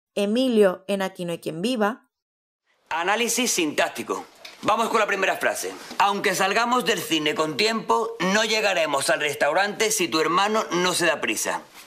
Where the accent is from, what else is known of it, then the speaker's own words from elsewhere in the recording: Andalusia, Spain; accent: Andalusian; Debemos sentirnos orgullosos de haber nacido en esta tierra